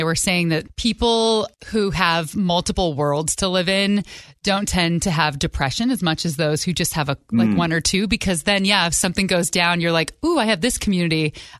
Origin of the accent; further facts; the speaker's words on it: California, United States; moved away as an adult; now in Seattle, United States; I'm from California and I've lived in Seattle now for like 17 years